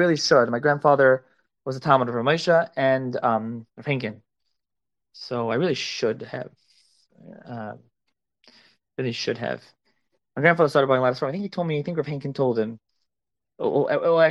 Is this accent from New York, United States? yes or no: no; Philadelphia, Pennsylvania, United States; I am a Philly guy